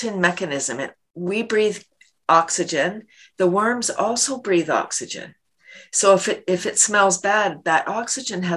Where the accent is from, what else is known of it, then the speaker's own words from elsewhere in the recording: Toronto, Ontario, Canada; I grew up in Toronto, Canada's largest city